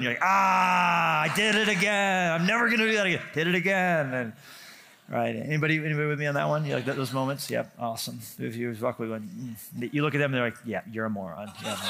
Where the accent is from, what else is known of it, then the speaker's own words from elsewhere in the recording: New Mexico, United States; also born or lived in Colorado; I grew up in New Mexico and Colorado. It's complicated.